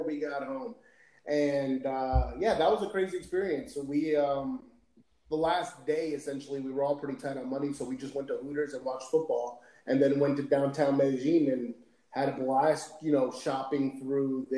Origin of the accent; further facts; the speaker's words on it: United States; also born or lived in Miami; now in Orlando, United States; growing up in America, my English is perfect